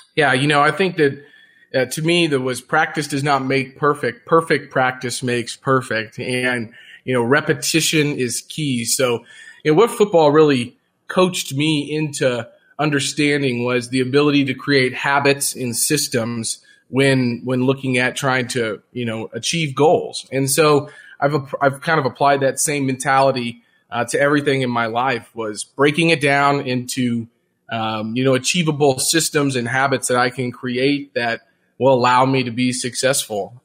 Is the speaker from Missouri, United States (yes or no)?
yes; Jefferson City, Missouri, United States; I grew up in Jefferson City, Missouri